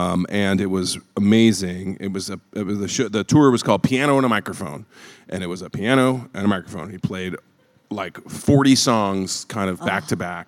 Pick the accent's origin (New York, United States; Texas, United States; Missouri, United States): Missouri, United States; St. Louis; My family's from a very small town, although I grew up in St. Louis.